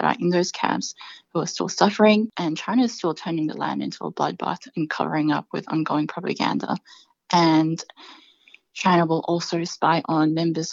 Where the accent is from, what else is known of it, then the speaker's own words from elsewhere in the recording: Adelaide, South Australia, Australia; growing up in Adelaide